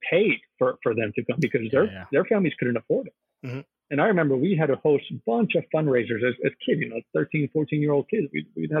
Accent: South Florida, United States; moved away as an adult; also born or lived in Englewood, New Jersey; now in Philadelphia, United States; as a guy growing up in South Florida

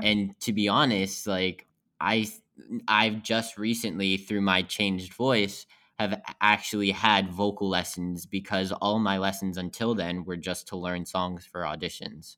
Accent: West Virginia, United States; moved away; I'm from West Virginia, which is about thirty minutes west of Pittsburgh

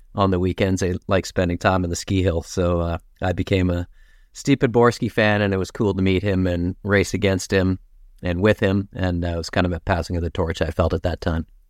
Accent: King City, Ontario, Canada; also born or lived in Toronto / Kettleby / Aurora; I was born in Toronto, but, uh, my parents moved to York region when they were younger. My parents had a business in Richmond Hill, and, um, so we lived, um, in King City originally

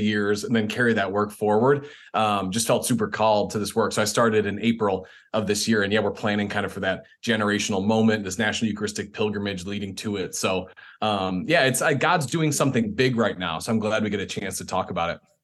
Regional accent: Chicago, Illinois, United States; moved away; I'm from Chicago originally

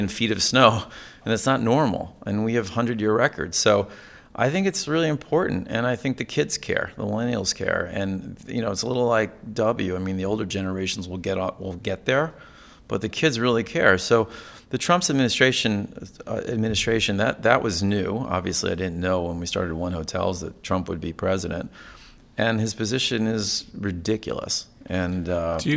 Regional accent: Connecticut, United States; I grew up in Connecticut

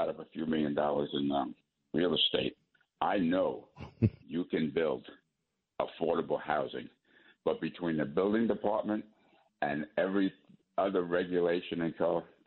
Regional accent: United States; I was born in America

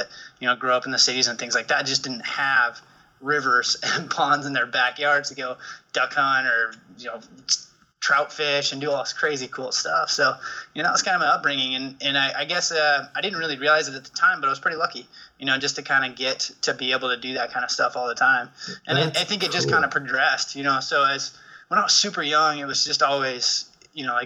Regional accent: Perrydale, Oregon, United States; in the Willamette Valley. Kind of on the west side, up against the Coast Range, little town called Perrydale

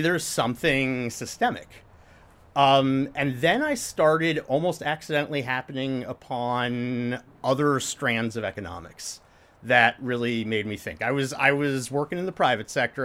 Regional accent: Indiana, United States; moved away as an adult; also born or lived in Michigan / Stanford, California; I went to college at the University of Michigan after I grew up in Indiana

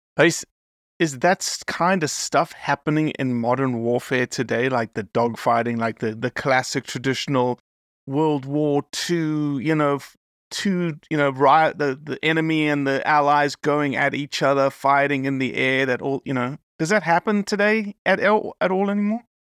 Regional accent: South Africa; now in United States; I'm American now, but raised in South Africa

